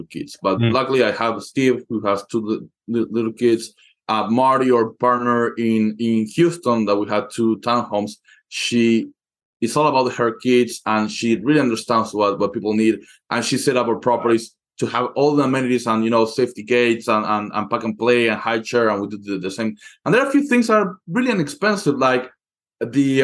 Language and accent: English; Argentina; moved away; I come from Argentina, where you pay your hairdresser in installments